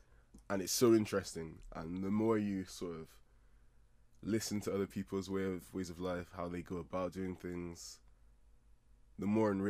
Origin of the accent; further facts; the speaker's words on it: Nigeria; I'm a Nigerian guy.